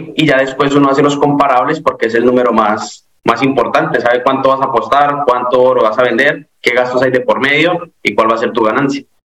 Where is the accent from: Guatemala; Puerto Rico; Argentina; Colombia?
Colombia; moved away as an adult; now in Florida, United States; yo soy de Colombia, llevo aquí aproximadamente cinco años y vivo en el estado de la Florida